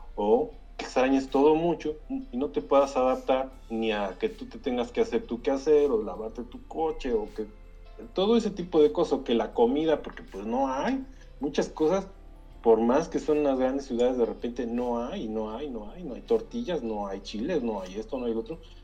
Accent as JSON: {"language": "Spanish", "region": "Mexico City", "country": "Mexico", "tie": "born or raised there", "moved": "as an adult", "said": "yo también vivía allá en, San Ángel"}